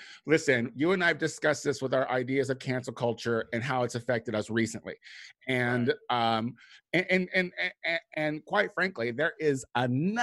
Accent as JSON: {"language": "English", "town": "Chicago", "region": "Illinois", "country": "United States", "moved": "yes", "said": "I'm from Chicago. Chicago is my roots."}